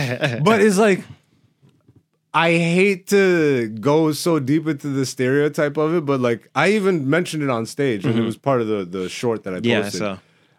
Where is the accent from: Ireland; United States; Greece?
Greece; born there; That's why I'm … I was born in Greece. I'm Ethiopian though, but I rep everybody, but I rep who I am, you know, and I'm Ethiopian by blood.